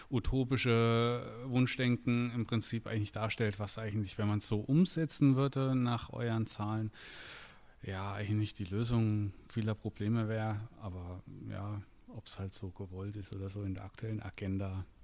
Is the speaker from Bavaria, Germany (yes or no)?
yes; Schweinfurt, Bavaria, Germany; ich komme aus Schweinfurt, bin äh, 34 Jahre alt